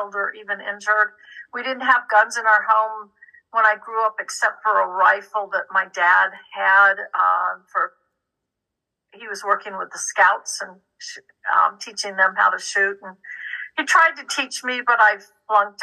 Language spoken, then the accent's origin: English; Florida, United States; moved away; also born or lived in Texas / Colorado; I grew up in Florida